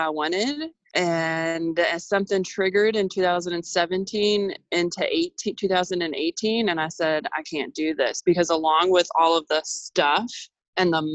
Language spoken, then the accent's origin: English; Louisville, Kentucky, United States; moved away as an adult; I'm originally from Louisville, Kentucky.